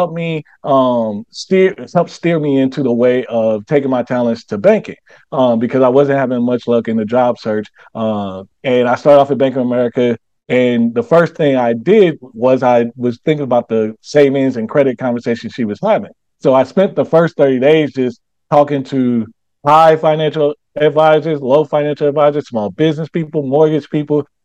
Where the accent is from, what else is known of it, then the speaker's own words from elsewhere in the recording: St. Louis, Missouri, United States; now in Charlotte, United States; I come from St. Louis, but I I live in Charlotte now